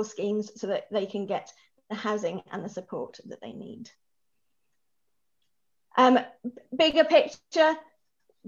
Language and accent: English; Norwich, East of England, United Kingdom; moved away as an adult; now in Edinburgh, United Kingdom; I'm originally from Norwich, which rather excitingly is now known as the hometown of Bimini from Drag Race.